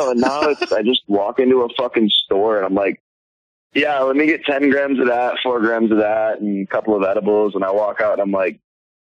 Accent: Florida, United States; moved away; also born or lived in New York; I was born in Florida, man. I just lived in New York for a couple of years

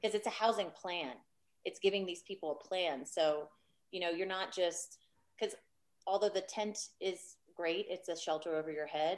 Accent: Louisiana, United States; now in Austin, United States; I'm from Louisiana

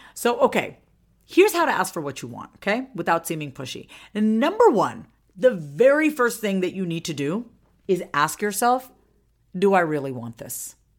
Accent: Long Island, New York, United States; now in Austin, United States; I'm originally from Long Island, okay, Long Island, Strong Island, New York

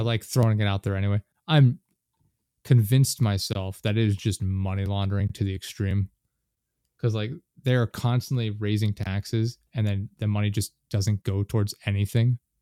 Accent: North Carolina, United States; also born or lived in central Pennsylvania; now in Pennsylvania, United States; I spent a lot of time growing up in North Carolina, but we live in central Pennsylvania right now

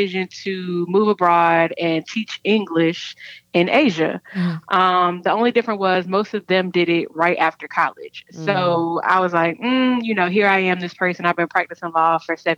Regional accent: Charlotte, North Carolina, United States; also born or lived in South Korea; I'm from Charlotte, born and raised

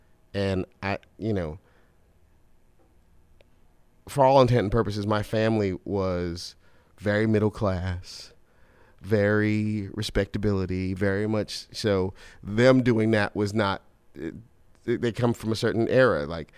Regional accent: Brooklyn, New York, United States; Brooklyn in Crown Heights.

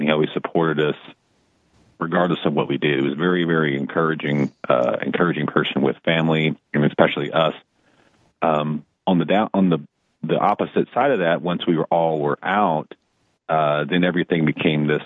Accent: Dallas, Texas, United States; moved away as an adult; also born or lived in Tulsa, Oklahoma; I grew up in Dallas, Fort Worth, and I moved from Dallas to Tulsa to take a job.

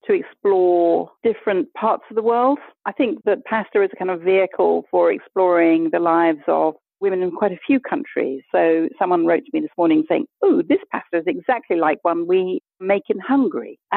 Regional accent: Kenya; born there; also born or lived in Botswana; I was born in Kenya.

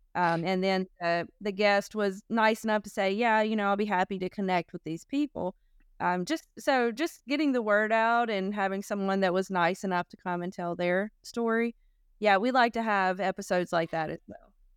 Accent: North Carolina, United States; also born or lived in California; I was born in North Carolina and I lived in California for a few years

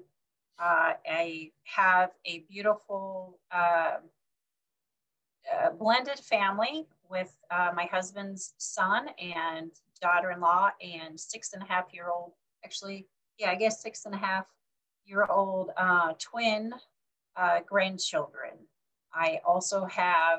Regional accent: Oregon, United States; moved away as an adult; also born or lived in Baltimore, Maryland / Wisconsin; now in Statesville, North Carolina, United States; I was born and raised in Oregon.

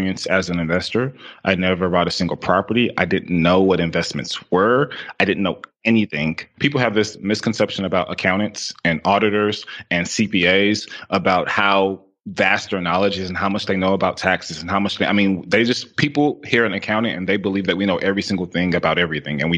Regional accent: Houston, Texas, United States; I'm from Houston, Texas

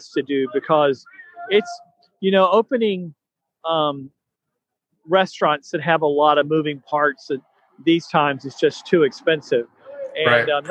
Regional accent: Northern Florida, United States; I come from Northern Florida. I'm a little country

